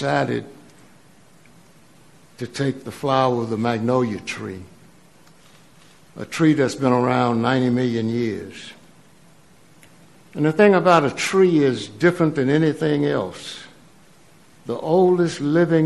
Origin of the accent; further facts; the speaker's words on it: Mississippi, United States; I grew up in Mississippi in the 40s and 50s